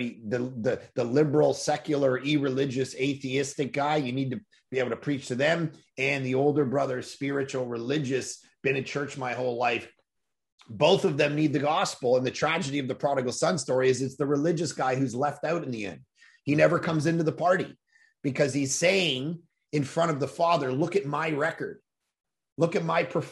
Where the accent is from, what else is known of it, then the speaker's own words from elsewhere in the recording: Toronto, Ontario, Canada; now in West Coast, Canada; I grew up in Toronto